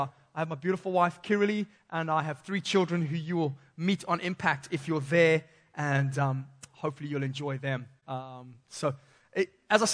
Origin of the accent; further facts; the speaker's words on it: Zimbabwe; moved away; growing up in Zimbabwe